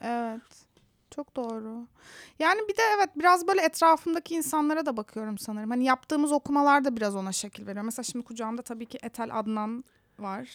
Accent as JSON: {"language": "Turkish", "region": "Istanbul", "country": "Turkey", "tie": "born or raised there", "also_born_or_lived": "Antalya", "moved": "as an adult", "lives_now": "San Francisco, United States", "said": "Ben karşıda, karşının çocuğuyum. Göztepe'de. Sonra Antalya'ya yerleştik bir ara gerçi ailemle."}